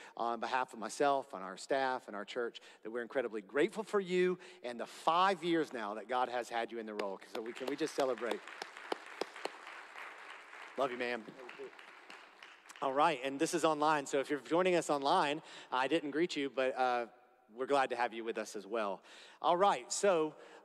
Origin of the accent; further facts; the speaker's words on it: Florida, United States; I'm from Florida